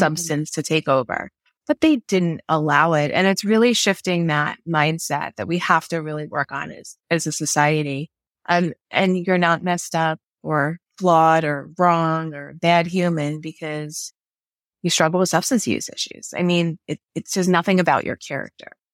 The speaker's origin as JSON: {"language": "English", "region": "New York", "country": "United States", "also_born_or_lived": "Maryland", "moved": "yes", "said": "I'm originally from New York"}